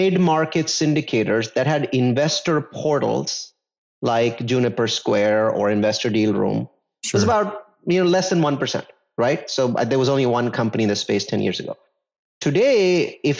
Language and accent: English; India; I come from India